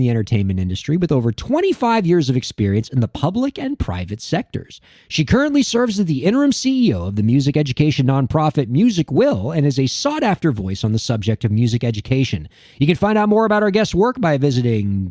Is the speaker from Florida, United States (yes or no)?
yes; Miami, Florida, United States; we're from Miami